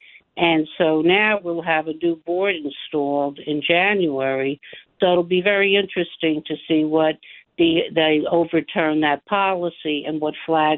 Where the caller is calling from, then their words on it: Washington Township, New Jersey, United States; I'm from Washington Township in Bergen County